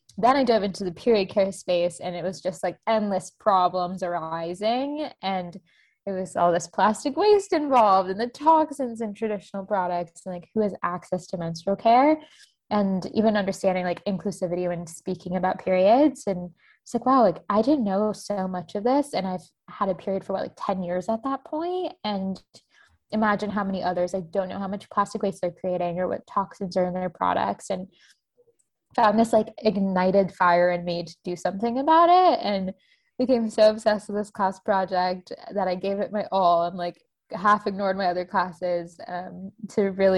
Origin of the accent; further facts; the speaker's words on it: Tampa, Florida, United States; moved away as an adult; also born or lived in Boston; I grew up in Tampa, Florida